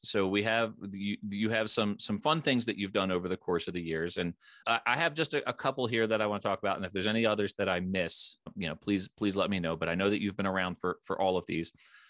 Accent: Philadelphia, Pennsylvania, United States; moved away; also born or lived in Richmond; I grew up in the Philadelphia area.

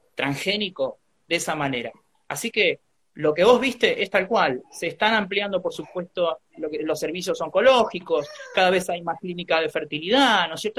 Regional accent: Trenque Lauquen, Buenos Aires Province, Argentina; yo soy nacido en Trenkelauken

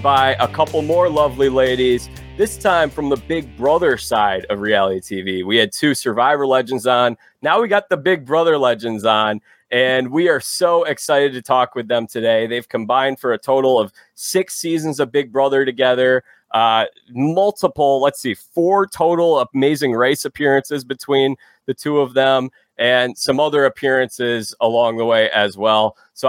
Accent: Chicago, Illinois, United States; A lot of people so I'm from Chicago. A lot of people say I kind of sound like an Indiana person.

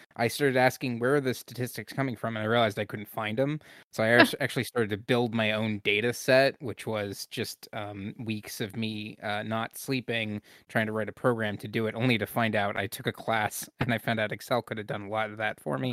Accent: Pennsylvania, United States; I'm from Pennsylvania

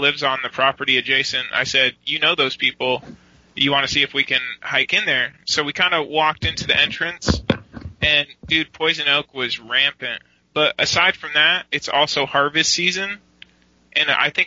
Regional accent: United States; I'm American

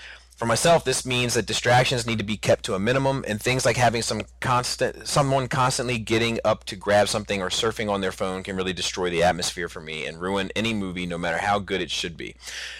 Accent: New Zealand; accent: New Zealand; You probably couldn't hear it through my New Zealand accent.

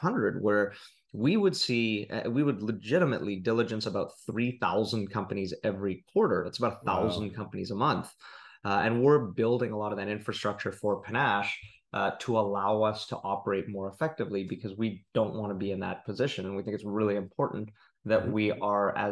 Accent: Vancouver, British Columbia, Canada; moved away as an adult; also born or lived in Bay Area, California; I was born and raised in Vancouver, spent almost 20 years in the Bay Area

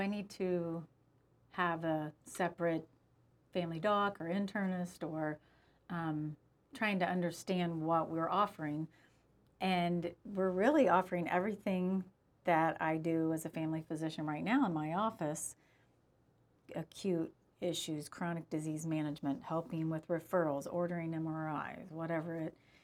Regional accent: United States; as an American

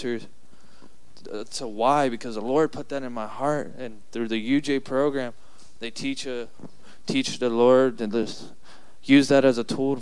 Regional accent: San Antonio, Texas, United States; I'm from San Antonio.

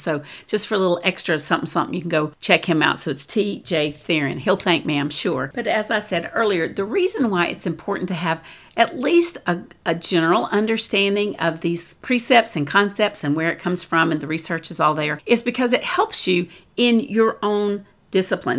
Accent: the South, United States; I'm from the South

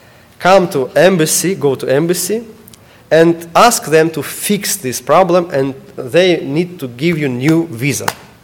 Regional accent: Ukraine; English is a second language; now in United States; I'm student now. I'm study English, and I need to pass tests.

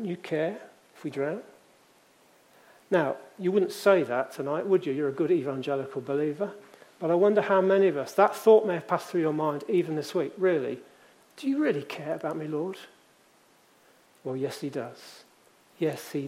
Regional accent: Leamington Spa, West Midlands, United Kingdom; in the church I grew up in Leamington

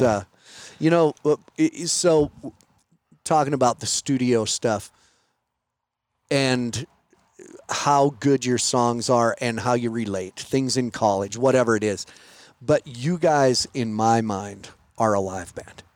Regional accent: Montana, United States; I'm from Montana

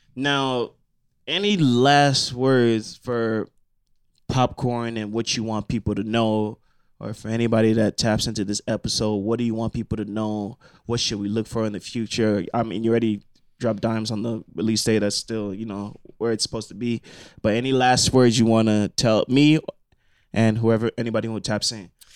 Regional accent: Nigeria; I'm also Nigerian

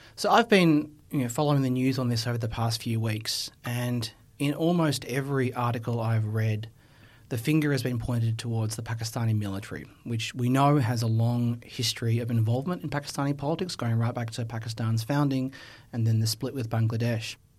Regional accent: Australia; I have a history with as an Australian

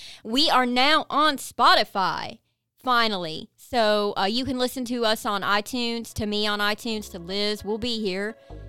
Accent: Kentucky, United States; Like, I drive a big old Jeep. I'm from Eastern Kentucky. I was not supposed to do anything like this.

